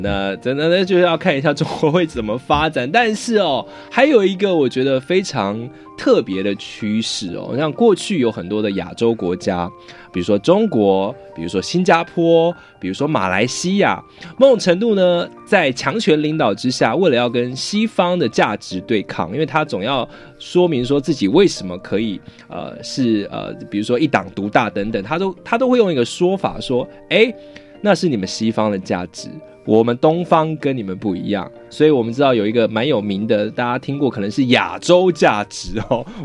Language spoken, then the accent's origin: Chinese; Taiwan; 我们台湾人